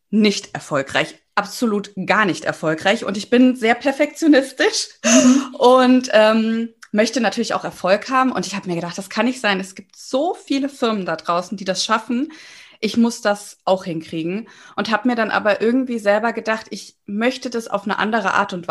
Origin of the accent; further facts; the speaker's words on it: Giessen, Hesse, Germany; Ja, hallo. Also … ich komme aus Gießen, bin 32 Jahre alt, bin zweifache Mama von zwei Töchtern